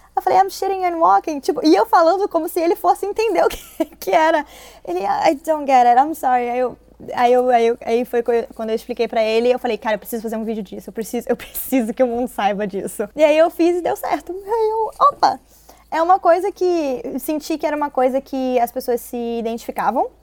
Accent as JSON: {"language": "Portuguese", "country": "Brazil", "moved": "as an adult", "lives_now": "Los Angeles, United States", "said": "eu tive que acabar voltando pro Brasil"}